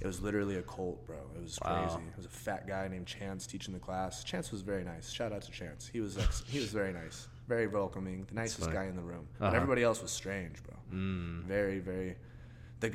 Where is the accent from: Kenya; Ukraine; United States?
United States; I'm American